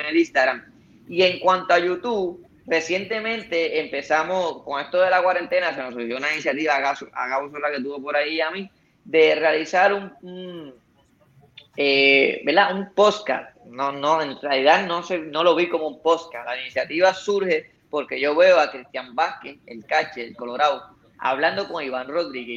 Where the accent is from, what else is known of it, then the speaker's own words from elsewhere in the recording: Puerto Rico; como boxeador puertorriqueño